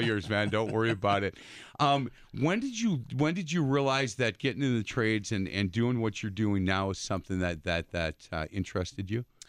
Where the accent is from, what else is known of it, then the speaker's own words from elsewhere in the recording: East Side, Wisconsin, United States; growing up in the East Side